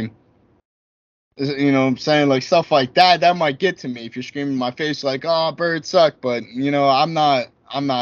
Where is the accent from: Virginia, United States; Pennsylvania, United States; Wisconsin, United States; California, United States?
Pennsylvania, United States; Philadelphia; I'm from Philly